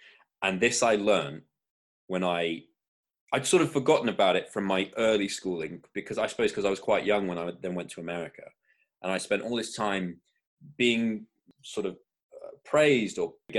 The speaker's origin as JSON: {"language": "English", "region": "Florida", "country": "United States", "tie": "born or raised there", "said": "I moved around a lot as a kid. Part of that was growing up in Florida, and my accent, I think, just bounced around all over the place"}